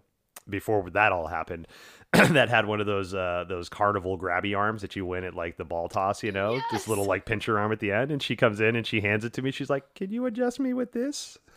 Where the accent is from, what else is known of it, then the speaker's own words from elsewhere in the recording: the South, United States; And I grew up in the South in a very racially charged area, in a very sexually charged area